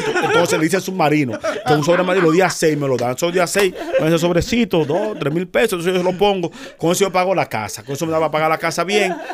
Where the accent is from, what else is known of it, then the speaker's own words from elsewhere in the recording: Dominican Republic; Pero aún así se notaba que no era de allá. Me decían, tú, no eres dominicano. Claro, por supuesto. Y como dominicanos habíamos como tres